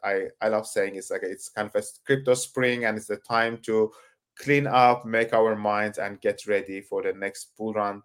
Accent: Turkey; I come from Turkey

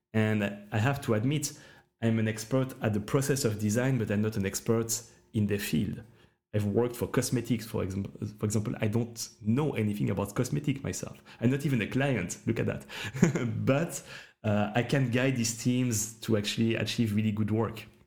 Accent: Switzerland; I'm from Switzerland

